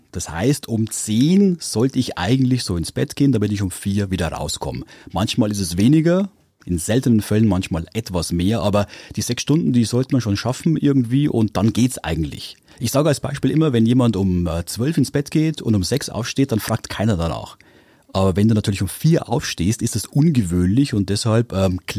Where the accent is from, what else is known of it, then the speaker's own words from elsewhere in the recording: Bechtsried, Bavaria, Germany; also born or lived in Weiden in der Oberpfalz; ich bin aus äh, Weiden in der Oberpfalz, aufgewachsen im schönen Bechtsried